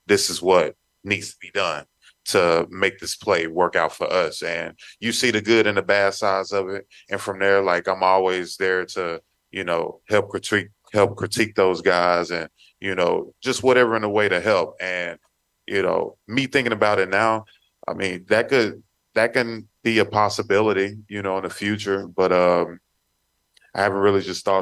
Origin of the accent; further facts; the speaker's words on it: Texas, United States; moved away; I grew up in Texas